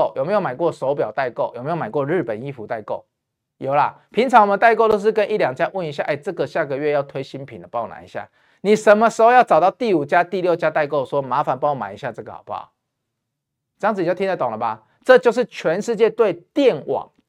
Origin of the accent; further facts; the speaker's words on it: Taiwan; 你现在看台湾，我们台湾人用电是很幸福的，因为我们电价很便宜。